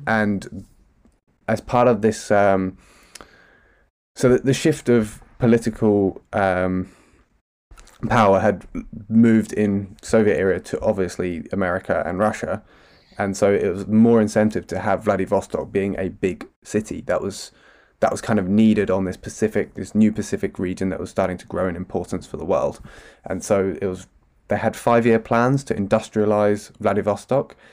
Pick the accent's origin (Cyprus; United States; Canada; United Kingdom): United Kingdom; as a Brit.